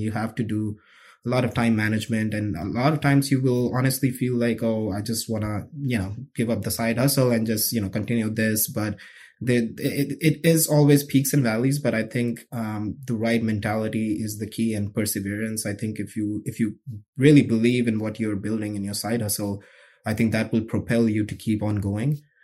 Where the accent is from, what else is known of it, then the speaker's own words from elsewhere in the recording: New Delhi, Delhi, India; moved away as an adult; now in United States; I grew up in New Delhi, India